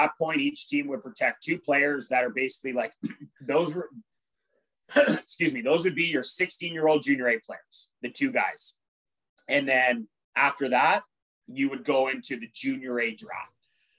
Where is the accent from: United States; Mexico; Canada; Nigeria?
Canada; Stittsville, Ontario; Yes. Yes. It's in the city of Ottawa. It's about 20 minutes from actual like downtown Ottawa.